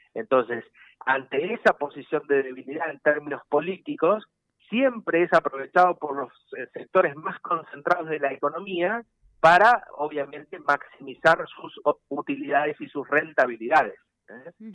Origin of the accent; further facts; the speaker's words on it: Argentina; Nosotros somos 45 millones argentinos y argentinos.